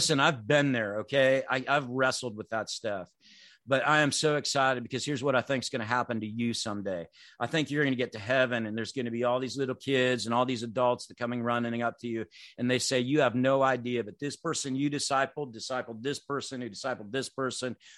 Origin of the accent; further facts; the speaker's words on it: Clinton, United States; that little church I grew up in Clinton, 200 people